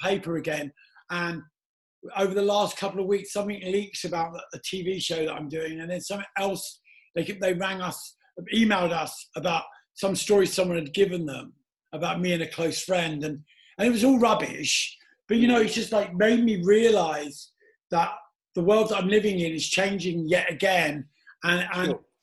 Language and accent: English; London, United Kingdom; also born or lived in Soho, London; I was brought up in Battersea